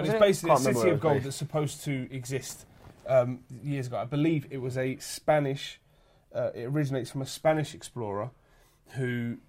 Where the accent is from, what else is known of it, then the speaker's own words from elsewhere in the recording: London, United Kingdom; I'm from South East London.